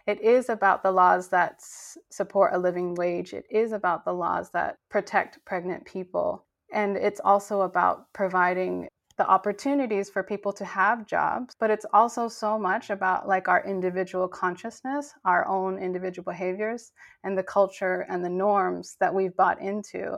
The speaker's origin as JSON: {"language": "English", "country": "Cambodia", "tie": "born or raised there", "moved": "yes", "said": "I'm Cambodian American and I grew up in Cambodia"}